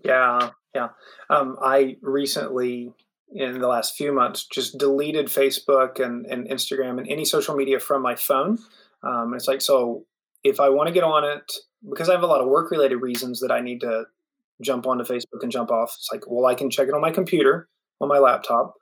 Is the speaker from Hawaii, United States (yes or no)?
no; West Virginia, United States; I grew up in West Virginia